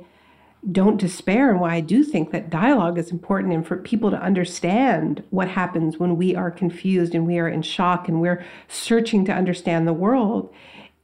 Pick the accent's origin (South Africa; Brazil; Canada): Canada; now in United States; I'm from Canada. I grew up in Canada. I live in the States now